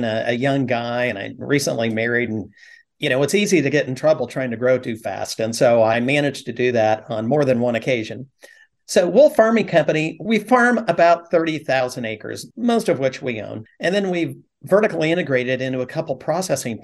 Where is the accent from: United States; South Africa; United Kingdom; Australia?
United States; Fresno, California; also born or lived in Huron, California; I was born and raised in Fresno